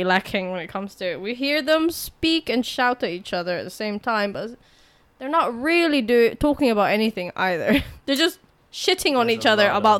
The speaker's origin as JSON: {"language": "English", "region": "England", "country": "United Kingdom", "moved": "as an adult", "lives_now": "South Korea", "said": "I'm from England"}